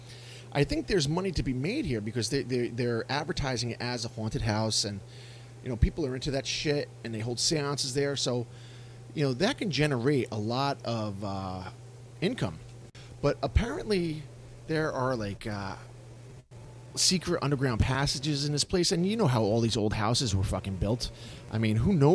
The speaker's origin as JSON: {"language": "English", "town": "Yonkers", "region": "New York", "country": "United States", "tie": "born or raised there", "said": "I grew up in Yonkers"}